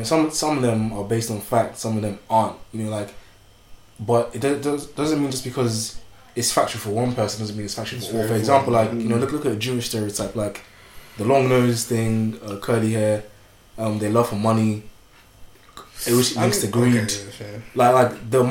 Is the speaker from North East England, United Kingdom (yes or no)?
no; London, United Kingdom; also born or lived in Paris / Nigeria; when I came back into year 6 I was in Tottenham and it's very multicultural there